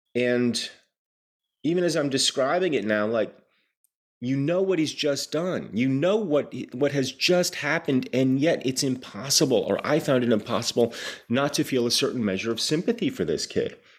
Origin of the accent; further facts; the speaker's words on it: New Jersey, United States; growing up in New Jersey in the mid eighties